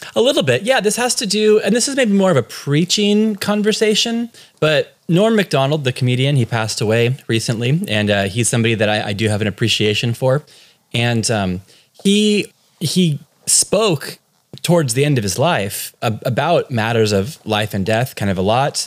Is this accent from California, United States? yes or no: yes; California, United States; accent: from California; moved away as an adult; now in Cork, Ireland; So I'm born and raised in California.